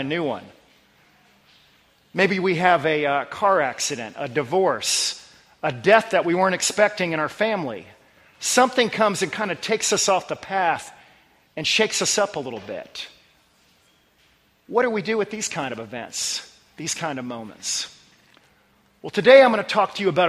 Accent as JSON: {"language": "English", "region": "Northern Virginia", "country": "United States", "tie": "born or raised there", "moved": "yes", "said": "I grew up in the Northern Virginia area"}